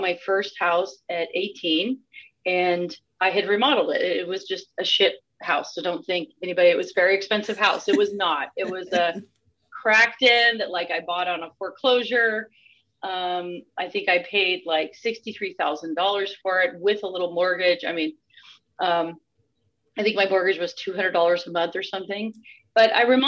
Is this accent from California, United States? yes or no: yes; Northern California, United States; I was born in the 70s and grew up in Northern California